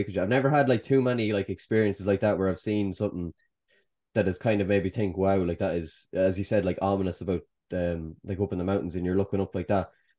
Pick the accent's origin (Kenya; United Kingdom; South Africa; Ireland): Ireland; Kildare, Leinster; I'm from Kildare.